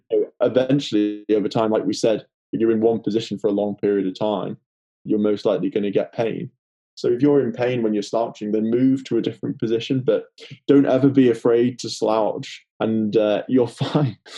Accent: the Wirral, near Liverpool, North West England, United Kingdom; accent: Liverpool; I'm in the Wirral actually at the moment, which is just near Liverpool, as you can probably tell from my accent.

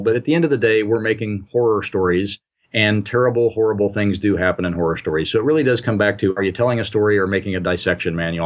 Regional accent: Indiana, United States; also born or lived in Midwest; I grew up in and around the Midwest, uh, mostly in Indiana

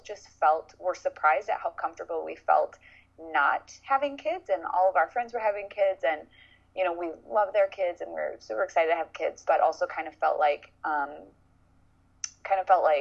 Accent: Cambridge, Minnesota, United States; now in St. Paul, United States; I grew up in a small town called Cambridge

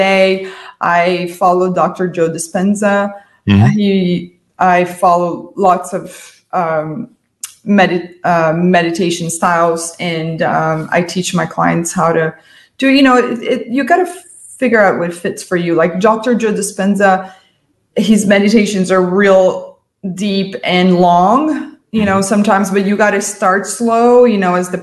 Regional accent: Brazil; moved away as an adult; now in United States; I'm an immigrant from Brazil

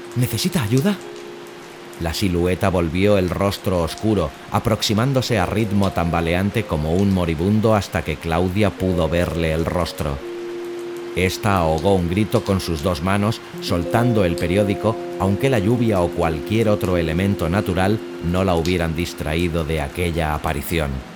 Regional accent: L'Hospitalet de Llobregat, Catalonia, Spain; moved away; yo soy nacido en Hospitalet de Llobregat, aunque ya hace muchos años que no vivo allí

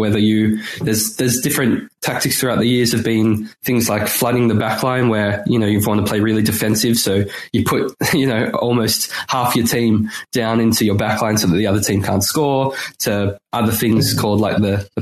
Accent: Melbourne, Victoria, Australia; now in Sydney, Australia; now I live in Sydney, but where I grew up in Melbourne, there's, that's in Victoria

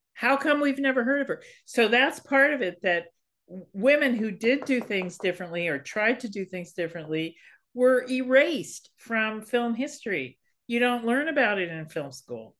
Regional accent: Berkeley, California, United States; I'm a hippie kid. I grew up in Berkeley.

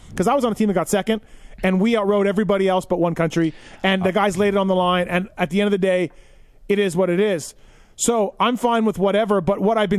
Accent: Canada; now in United States; I'm Canadian. I've lived here in the USA longer than I even lived in Canada. So I'm just not a citizen yet.

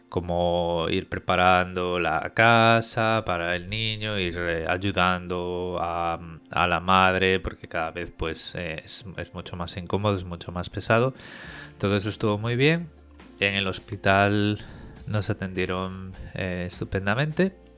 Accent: Vigo, Galicia, Spain; moved away as an adult; also born or lived in Madrid; now in Sydney, Australia; soy eh, natural de Vigo, en Pontevedra, en España

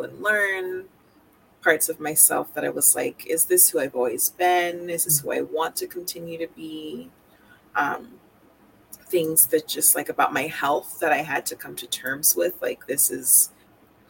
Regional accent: Marietta, Georgia, United States; moved away as an adult; also born or lived in Boston, Massachusetts / Jamaica (ancestry); now in Vermont, United States; So I am from Marietta, which is in Cobb County. Grew up in that like Atlanta area in Georgia.

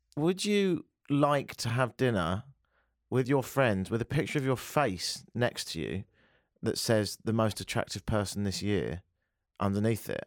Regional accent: United Kingdom; accent: British; moved away; It's like my British accent, really. It is partly parcelled with the fact I'm from Britain

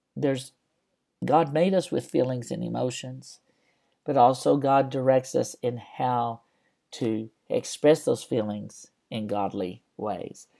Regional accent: West Texas, United States; When I was a kid growing up in West Texas

